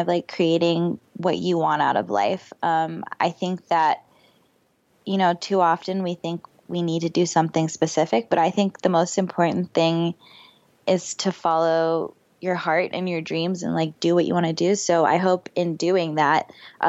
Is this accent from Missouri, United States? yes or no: no; Florida, United States; I grew up in Florida.